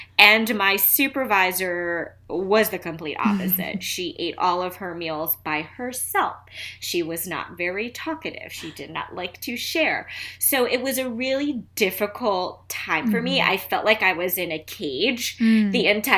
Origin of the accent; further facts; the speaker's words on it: New York City, New York, United States; now in Philadelphia, United States; I'm originally from Queens, New York. I lived in a town in Queens called Flushing